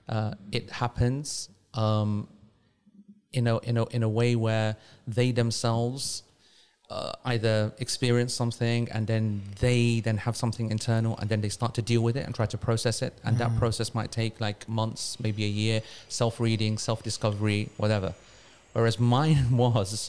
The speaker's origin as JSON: {"language": "English", "region": "London", "country": "United Kingdom", "also_born_or_lived": "Manchester", "moved": "as an adult", "said": "I'm from London, but I'm living in Manchester"}